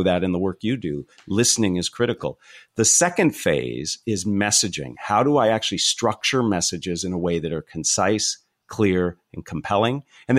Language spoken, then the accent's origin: English; California, United States; So I'm from the San Francisco Bay Area, a small little town tucked away in the foothills right before you go over to Santa Cruz.